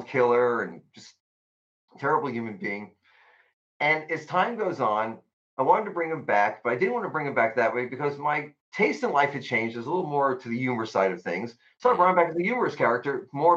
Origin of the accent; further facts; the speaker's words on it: Central Florida, United States; also born or lived in Bronx, New York; a lot of guys I grew up with here in Central Florida because, you know, I originally was born in the Bronx, New York, and then my family moved down here in like 1971.